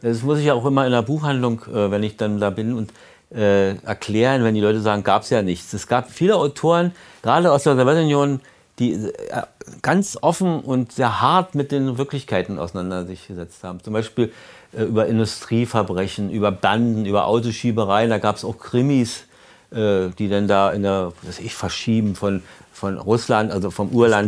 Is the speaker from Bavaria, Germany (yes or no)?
no; Berlin, Germany; wie wir immer als Berliner sagten